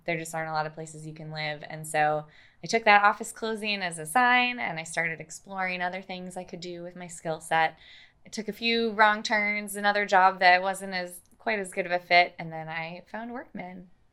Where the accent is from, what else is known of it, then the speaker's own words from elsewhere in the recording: Minnesota, United States; moved away as an adult; also born or lived in Pennsylvania; now in Oklahoma, United States; I got my undergraduate degree in geology in my home state of Minnesota